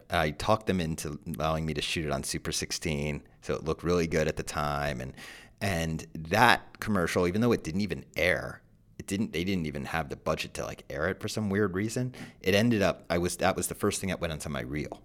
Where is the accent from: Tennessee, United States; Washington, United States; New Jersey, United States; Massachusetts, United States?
New Jersey, United States; I'm also from Jersey